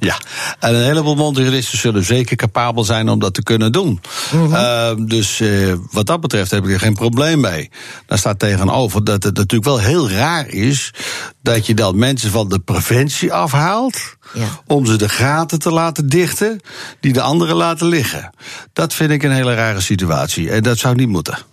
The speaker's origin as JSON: {"language": "Dutch", "region": "Bible Belt", "country": "Netherlands", "said": "het gebied waar ik vandaan kom, van de Bijbelbelt"}